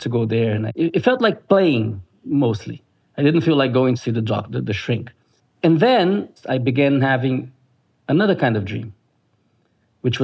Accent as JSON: {"language": "English", "town": "Brasília", "region": "Federal District", "country": "Brazil", "tie": "born or raised there", "said": "my hometown, Brasilia, capital of Brazil."}